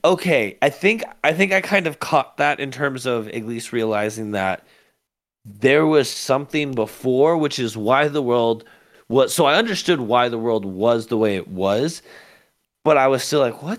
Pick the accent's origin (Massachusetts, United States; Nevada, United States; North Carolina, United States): Nevada, United States; Las Vegas; it's happened at the Bank of America by where we grew up here in Vegas.